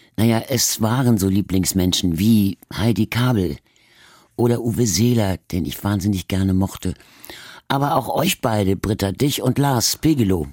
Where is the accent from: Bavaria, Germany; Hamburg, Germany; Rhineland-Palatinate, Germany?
Hamburg, Germany; accent: Hamburger A; also born or lived in Berlin; weder Berlinerisch, in, wo ich geboren bin, noch Hamburgisch, als wir dann jetzt hier waren. Also in dem irgendwie mit Akzent gesprochen wurde, sondern es wurde immer Hochdeutsch geredet.